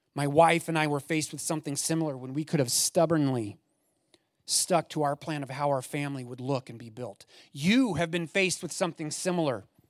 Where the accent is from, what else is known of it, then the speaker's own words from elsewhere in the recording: Eugene, Oregon, United States; I grew up in the Eugene area